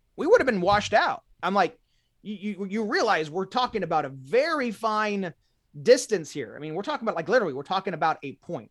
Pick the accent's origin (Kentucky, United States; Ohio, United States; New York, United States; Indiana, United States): Indiana, United States; Indianapolis; I'm from Indiana, central Indiana